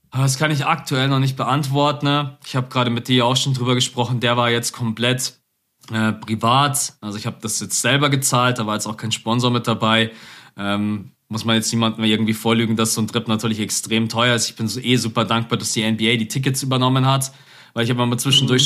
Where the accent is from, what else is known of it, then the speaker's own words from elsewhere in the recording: Germany; als Deutscher